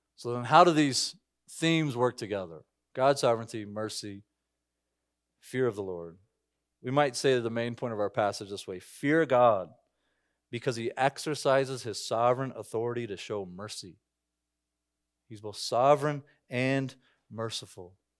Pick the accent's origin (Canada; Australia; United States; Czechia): United States; I'm an American citizen.